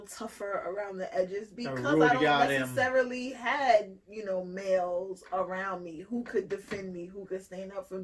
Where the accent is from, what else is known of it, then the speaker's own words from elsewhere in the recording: New York City, New York, United States; also born or lived in Jamaica (family origin); I was from the Bronx. I was a little bit more privileged than certain people, but I was still a immigrant child. I'm first generation born here